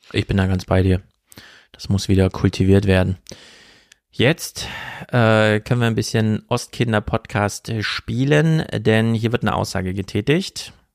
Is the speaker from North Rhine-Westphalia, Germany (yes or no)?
no; Jena, Thuringia, Germany; in Jena, meiner Heimat